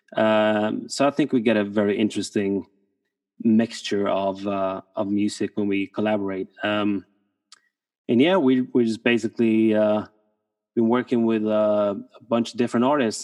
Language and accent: English; Norway; moved away; from Norway, producer from Norway